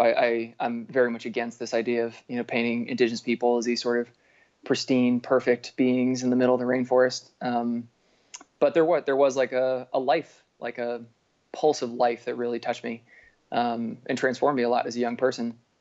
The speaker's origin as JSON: {"language": "English", "town": "Berkeley", "region": "California", "country": "United States", "tie": "born or raised there", "moved": "yes", "lives_now": "Bellingham, United States", "said": "I grew up outside of Berkeley, California"}